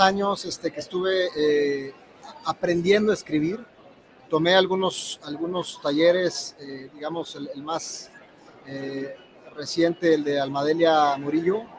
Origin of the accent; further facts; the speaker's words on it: Durango, Mexico; now in Mexico City, Mexico; Yo soy de Durango y vivo en la Ciudad de México.